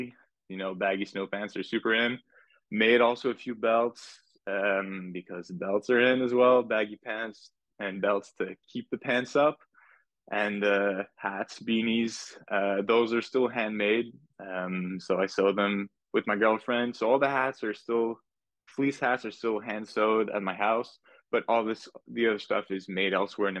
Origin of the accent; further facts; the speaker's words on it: Laval, Quebec, Canada; also born or lived in Montreal; I was born in Montreal, raised in Laval, just in the suburbs